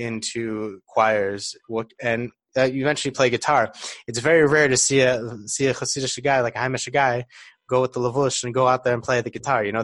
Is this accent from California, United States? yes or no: no; Detroit, Michigan, United States; I'm from Detroit